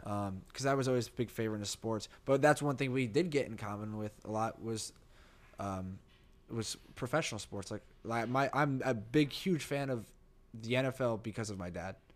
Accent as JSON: {"language": "English", "region": "New Jersey", "country": "United States", "tie": "born or raised there", "moved": "yes"}